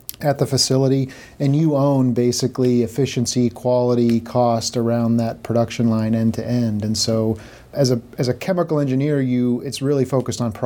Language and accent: English; Boston, Massachusetts, United States; I grew up in the Massachusetts Boston area